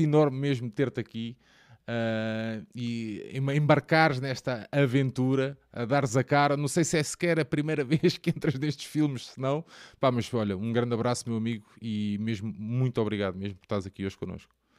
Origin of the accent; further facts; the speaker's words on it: the South, Portugal; sou aqui do Sul